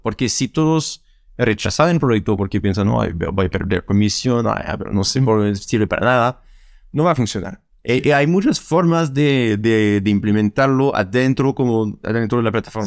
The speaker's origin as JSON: {"language": "Spanish", "country": "France", "second_language": "Spanish", "moved": "yes", "lives_now": "Santiago, Chile", "said": "soy francés"}